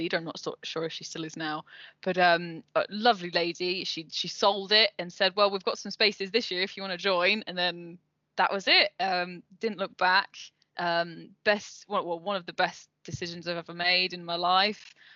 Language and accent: English; Leicester, East Midlands, United Kingdom; moved away as an adult; also born or lived in Cornwall; I was born in Leicester, lived in Leicester